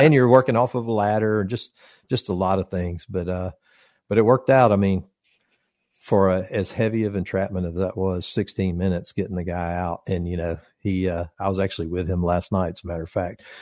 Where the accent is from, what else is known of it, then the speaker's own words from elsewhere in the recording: Conyers, Georgia, United States; my first apartment was in my hometown in Conyers